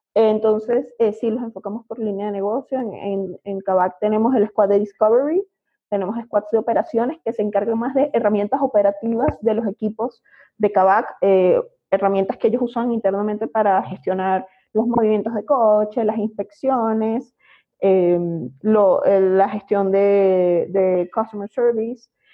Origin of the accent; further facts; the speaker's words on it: Venezuela; accent: Venezuelan; moved away as an adult; now in Mexico; como podrán oír por mi acento, es venezolana